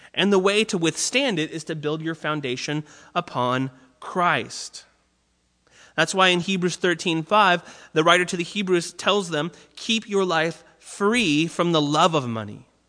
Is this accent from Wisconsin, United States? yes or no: no; Orange County, California, United States; I grew up in Orange County where I was on the water a lot